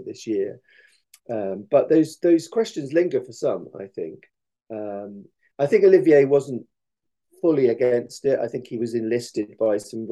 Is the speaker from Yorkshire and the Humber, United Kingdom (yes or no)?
no; Coventry, West Midlands, United Kingdom; now in East Anglia, United Kingdom; I'm a Midlander